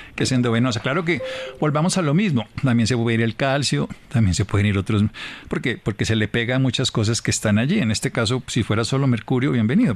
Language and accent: Spanish; Colombia; como colombianos